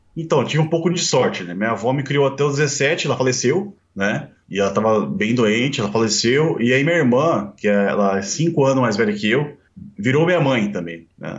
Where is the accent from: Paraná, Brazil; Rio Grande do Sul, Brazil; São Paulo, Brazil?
São Paulo, Brazil; São Bernardo do Campo; eu nasci em São Bernardo, né? Nasci em São Bernardo em 1985